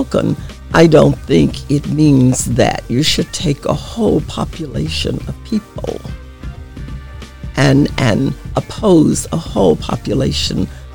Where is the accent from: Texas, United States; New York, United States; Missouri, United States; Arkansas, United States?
Arkansas, United States; moved away; I grew up in the South in Arkansas, right on the Mississippi River